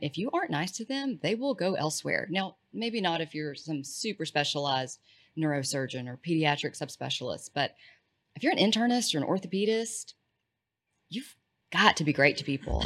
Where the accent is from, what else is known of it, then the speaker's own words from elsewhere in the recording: East Texas, United States; I'm from East Texas